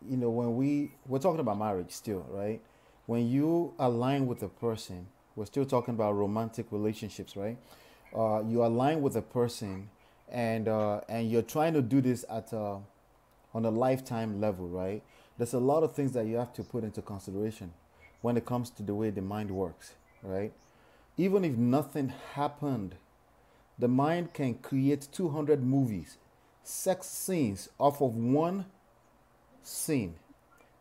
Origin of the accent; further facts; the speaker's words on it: Nigeria; now in United States; I'm legacy Nigerian, born here, raised in Nigeria, right?